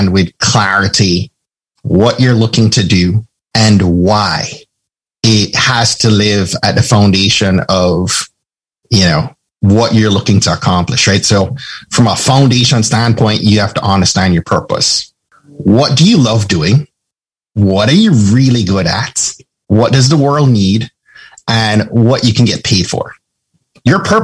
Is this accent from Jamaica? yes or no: yes; Jamaica; I'm from Jamaica.